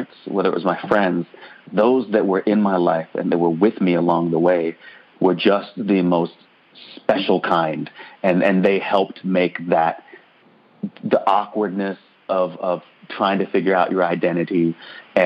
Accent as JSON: {"language": "English", "town": "Murfreesboro", "region": "Tennessee", "country": "United States", "tie": "born or raised there", "also_born_or_lived": "Ann Arbor, Michigan", "said": "we moved from Ann Arbor, Michigan, where I was born, to Murfreesboro, Tennessee, in the South, in 1989"}